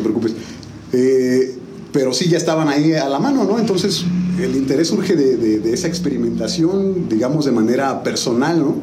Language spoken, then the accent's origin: Spanish; San Juan del Río, Querétaro, Mexico; also born or lived in Tequisquiapan; originario pues realmente soy sanjuanense, ¿no? Yo llegué a San Juan del Río un julio del 82, ¿no? Órale. Tengo 40 años, entonces pues 38 años en San